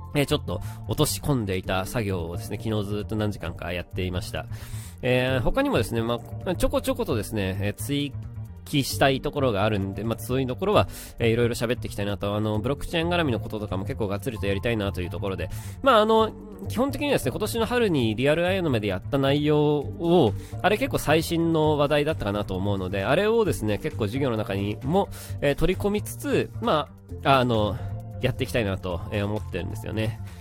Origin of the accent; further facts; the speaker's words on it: Kanagawa, Japan; 神奈川の出身